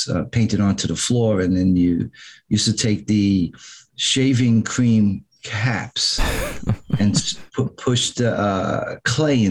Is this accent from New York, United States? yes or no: yes; New York City, New York, United States; also born or lived in Long Island, New York; I'm from New York. I was born in Manhattan, was raised in the Bronx until the age of 13, 14 years old when my parents moved out to Long Island.